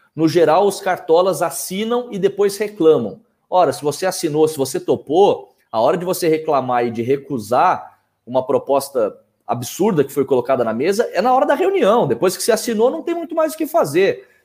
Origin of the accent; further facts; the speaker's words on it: Minas Gerais, Brazil; also born or lived in Campinas; now in São Paulo, Brazil; Eu sou nascido em Minas, me formei em Campinas